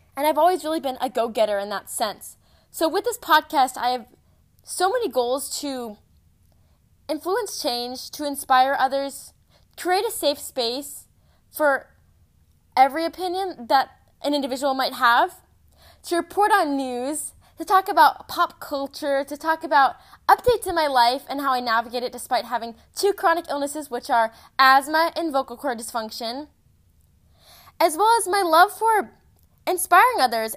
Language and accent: English; Texas, United States; I'm seventeen years old. I'm from Texas